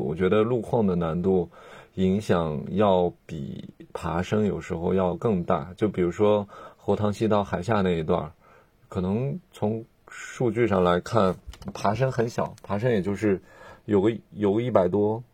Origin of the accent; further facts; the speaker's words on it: northern China, China; now in Hong Kong; 我是一个北方人